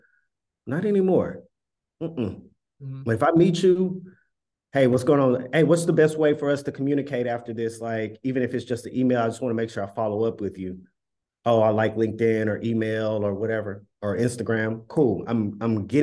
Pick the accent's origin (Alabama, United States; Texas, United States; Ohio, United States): Texas, United States; Dallas; moved away as an adult; now in Brooklyn, United States; originally from Dallas, but I stay in Bed-Stuy